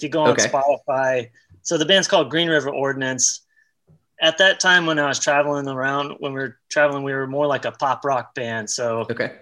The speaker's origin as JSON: {"language": "English", "town": "Dallas", "region": "Texas", "country": "United States", "said": "I'm originally from Dallas, Texas"}